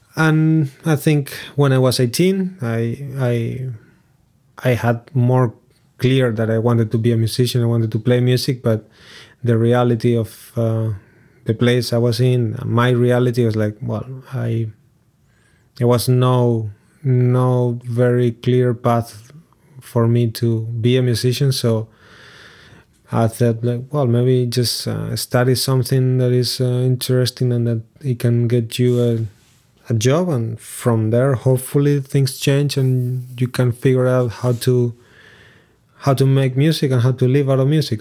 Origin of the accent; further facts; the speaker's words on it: Lugo, Galicia, Spain; English is a second language; moved away as an adult; also born or lived in Montevideo, Uruguay; Growing up in Lugo, it's a city in Galicia, which is the northwest of Spain